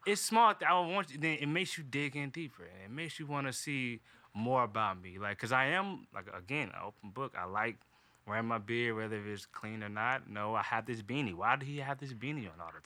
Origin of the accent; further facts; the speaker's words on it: Durham, North Carolina, United States; now in Atlanta, United States; I'm from Durham, North Carolina